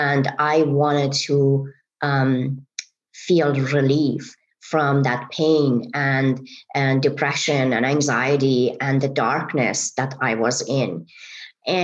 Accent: Iran; English is a second language; moved away as an adult; now in United States; I am originally from Iran, and I moved to America 30 years

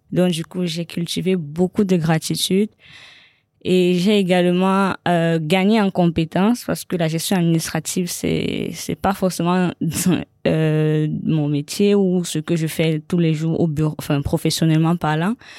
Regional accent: Cameroon; now in Paris, France; mon pays d'origine

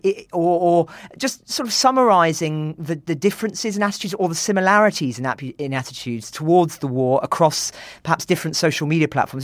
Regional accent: United Kingdom; as a British person

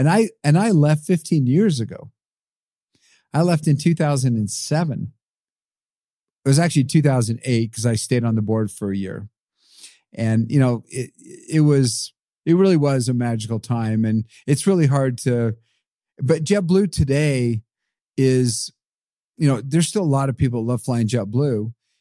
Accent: Brazil; born there; And then I was born in Brazil. My dad was a missionary there.

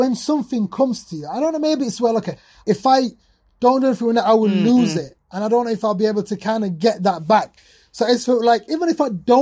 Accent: Sheffield, Yorkshire and the Humber, United Kingdom; coming to the UK, like growing up in Sheffield, post-industrial city

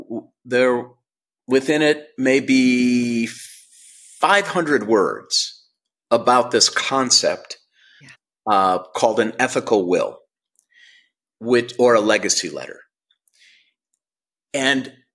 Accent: St. Louis Park, Minnesota, United States; now in Los Angeles, United States; I was born on June 3rd, 1960 in St. Louis Park, Minnesota, and I went to Aquila Elementary School

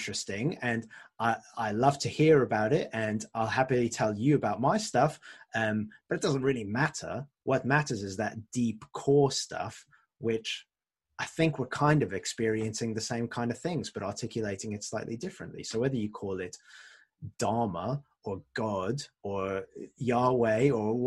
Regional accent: France; moved away; I grew up in France, and my French is a bit rusty.

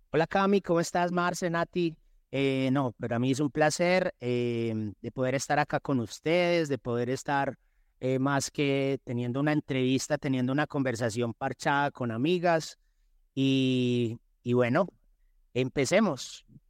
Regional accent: Medellín, Antioquia, Colombia; also born or lived in Envigado; soy de Medellín, eh, tengo 47 años

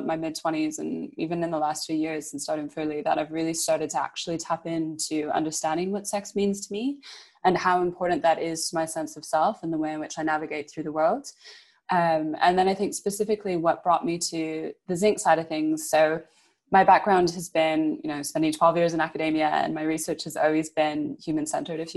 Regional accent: Canada; now in United Kingdom; moving to the UK and growing up in Canada

